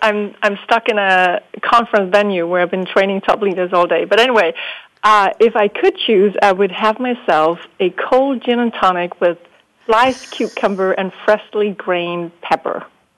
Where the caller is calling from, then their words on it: Denmark; So I'm calling in from Denmark, and it's past 8 o'clock in the evening here.